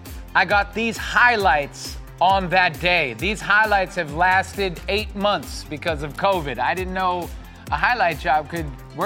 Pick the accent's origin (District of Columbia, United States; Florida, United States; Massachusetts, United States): Massachusetts, United States; Boston; also born or lived in New York City; now in Los Angeles, United States; my hometown in Boston